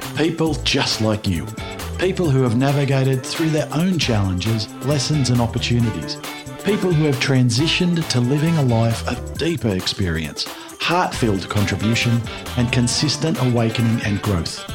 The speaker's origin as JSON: {"language": "English", "town": "Newcastle", "region": "New South Wales", "country": "Australia", "tie": "born or raised there", "said": "my hometown of Newcastle in New South Wales in Australia."}